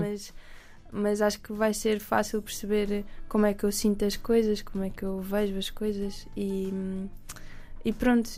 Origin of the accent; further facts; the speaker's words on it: Alentejo, Portugal; eu cresci no Alentejo